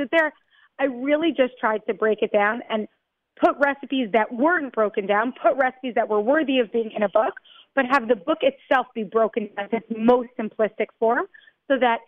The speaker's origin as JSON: {"language": "English", "region": "New York", "country": "United States", "tie": "born or raised there", "moved": "yes", "lives_now": "Israel", "said": "I grew up in New York. I moved to Israel."}